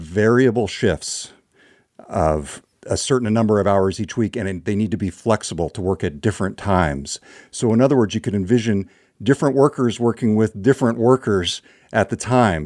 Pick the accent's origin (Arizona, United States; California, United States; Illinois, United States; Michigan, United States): California, United States; Orland; my hometown of Orland, California